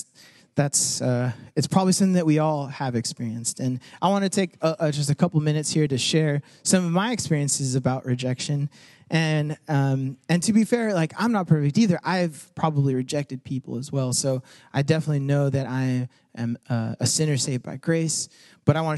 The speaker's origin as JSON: {"language": "English", "country": "United States", "tie": "born or raised there", "said": "a first-generation Mexican-American person, like, my parents came from Mexico, and I was born here"}